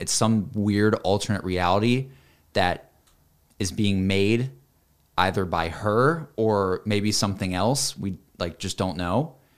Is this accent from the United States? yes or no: yes; the South, United States; I'm from the South